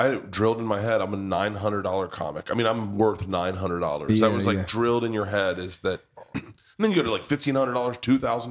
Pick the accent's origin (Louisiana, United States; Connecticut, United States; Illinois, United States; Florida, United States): Florida, United States; I grew up in Florida